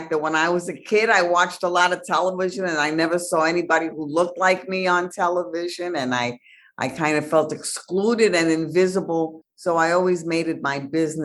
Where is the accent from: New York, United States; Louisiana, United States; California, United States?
New York, United States; New York City; I'm from the Bronx